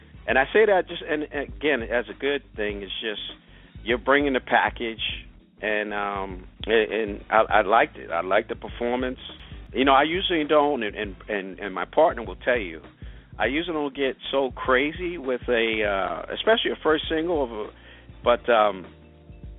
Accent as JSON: {"language": "English", "area": "Long Island", "region": "New York", "country": "United States", "tie": "born or raised there", "said": "With the bread man myself, are natives of Long Island"}